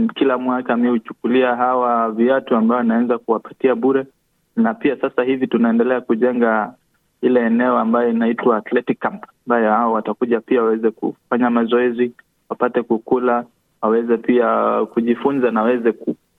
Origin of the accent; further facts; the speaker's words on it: Kenya; moved away as an adult; now in Australia; sisi hapa wote tunatoka Kenya na tulikuja hapa ama tulisafiri kukuja nchi hii ya Australia